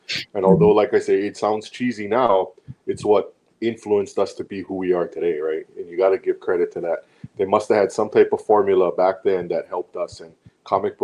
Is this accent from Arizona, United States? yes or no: no; Hawaii, United States; being Hawaiian